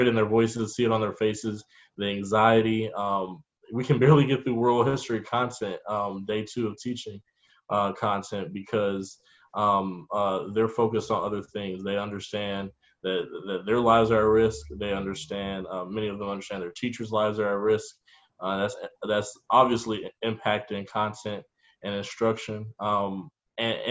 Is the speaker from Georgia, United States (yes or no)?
yes; Norcross, Georgia, United States; moved away as an adult; also born or lived in Chicago; I am a native Gwinnettian as well. I grew up in Norcross, Lilburn area